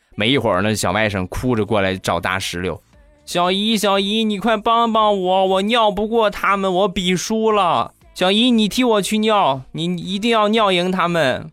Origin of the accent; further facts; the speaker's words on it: Rizhao, Shandong, China; 我们家乡的特产，日照绿茶